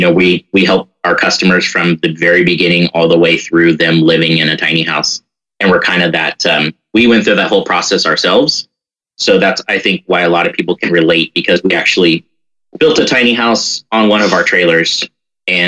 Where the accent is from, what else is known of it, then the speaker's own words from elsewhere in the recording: San Francisco Bay Area, California, United States; I grew up in the Bay Area